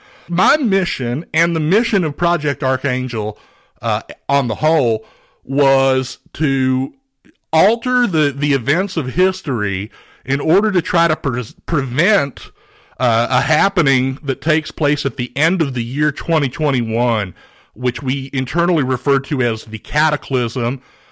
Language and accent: English; Beaumont, Texas, United States; I'm originally from Beaumont, Texas.